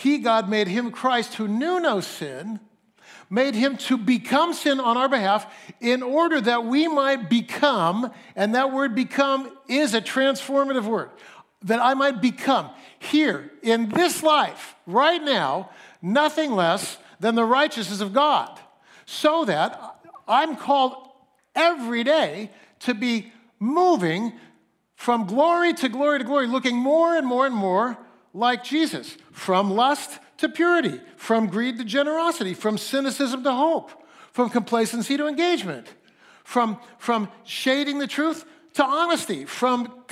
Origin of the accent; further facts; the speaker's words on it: Fresno, California, United States; also born or lived in Mount Hermon, California (summers); I'm from Fresno, nobody has a British accent in Fresno